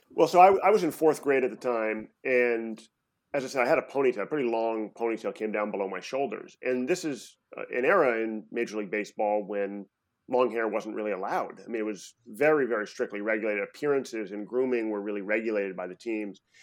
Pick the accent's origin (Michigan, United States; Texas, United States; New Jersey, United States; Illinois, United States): Illinois, United States; Chicago; moved away as an adult; also born or lived in New York City; now in San Francisco, United States; I ended up spending about, you know, twelve years of my life in, you know, first grade through high school in Chicago